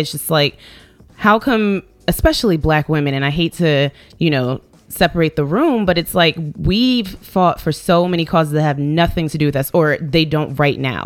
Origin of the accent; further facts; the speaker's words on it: Virginia, United States; now in New York, United States; I grew up in Virginia